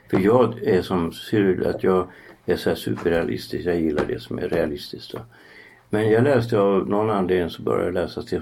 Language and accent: Swedish; Västerbotten County, Sweden; moved away; jag kommer ju där uppifrån. Va? Ja, Jag kommer från Västerbotten men jag har ju varit